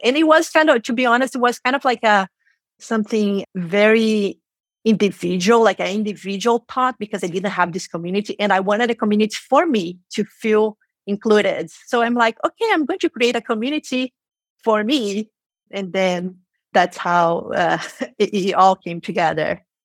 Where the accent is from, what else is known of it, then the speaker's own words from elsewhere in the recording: Rio de Janeiro, Brazil; first language Portuguese; English is a second language; moved away as an adult; now in San Francisco, United States; I was born and raised in Brazil, in Rio de Janeiro, and we speak Portuguese.